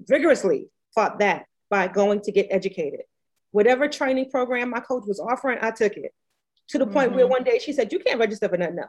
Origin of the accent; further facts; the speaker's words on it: New York City, New York, United States; now in Virginia, United States; I grew up as a homeless teenager in New York City. So my accent sounds funny. I grew up in New York. I live in Virginia